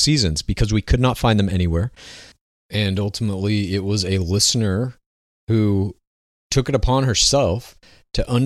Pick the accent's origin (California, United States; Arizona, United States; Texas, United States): Texas, United States; Dallas; I myself am from Dallas